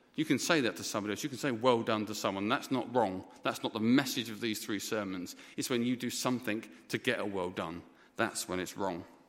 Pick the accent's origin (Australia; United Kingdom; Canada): United Kingdom; England; moved away as an adult; also born or lived in Dhaka, Bangladesh; for being English